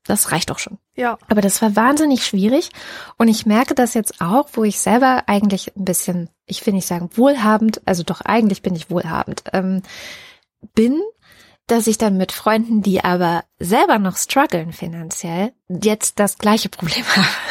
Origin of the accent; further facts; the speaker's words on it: East Germany, Germany; ich bin in Ostdeutschland in der DDR geboren und es war immer so, dass der Familienkreis eigentlich beieinander Weihnachten gefeiert hat